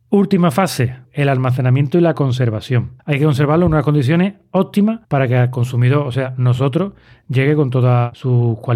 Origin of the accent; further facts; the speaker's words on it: Andalusia, Spain; somos andaluces